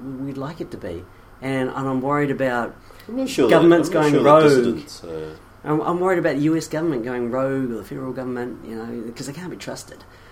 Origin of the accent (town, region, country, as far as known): New Zealand